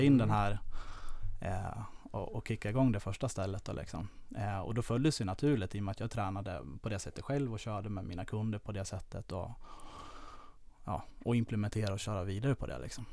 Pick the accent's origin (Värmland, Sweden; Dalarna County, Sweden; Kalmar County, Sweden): Dalarna County, Sweden; Falun; moved away as an adult; also born or lived in Lidingö; now in Stockholm, Sweden; Jag kommer från eh, Falun, eller utanför Falun